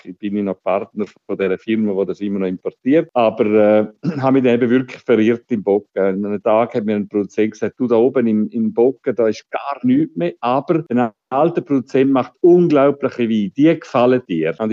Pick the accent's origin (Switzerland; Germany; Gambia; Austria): Switzerland; Ich bin äh, ein verirrter äh, Weinhändler aus der Schweiz